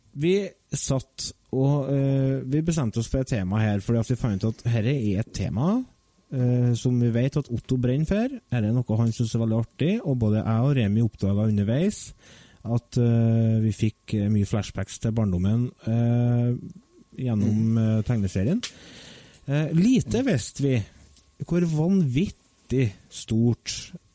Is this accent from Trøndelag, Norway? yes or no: yes; Verdal, Trøndelag, Norway; Fra Verdalen, født og oppvokst.